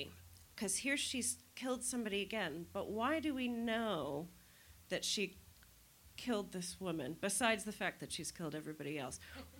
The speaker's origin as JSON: {"language": "English", "country": "United States", "said": "Now I'm just an American"}